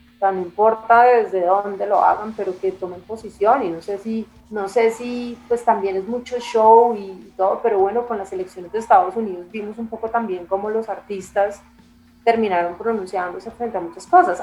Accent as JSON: {"language": "Spanish", "region": "Bogotá", "country": "Colombia", "said": "yo soy una bogotana de papá italiano, que estudié en un colegio que es el Leonardo da Vinci"}